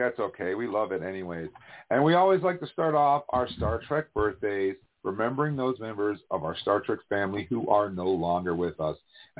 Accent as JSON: {"language": "English", "region": "upstate New York", "country": "United States", "said": "upstate New York, which is where I'm actually from."}